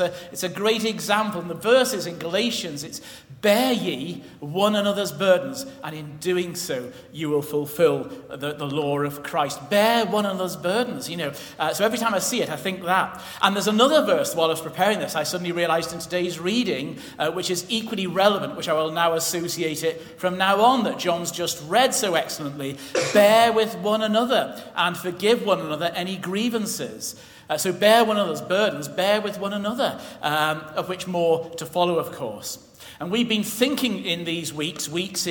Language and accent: English; England, United Kingdom; we're English